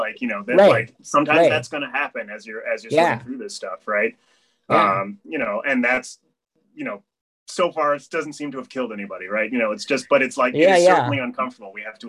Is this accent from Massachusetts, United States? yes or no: yes; Amherst, Massachusetts, United States; I grew up in Amherst, Mass, right? You know, which is a very multicultural town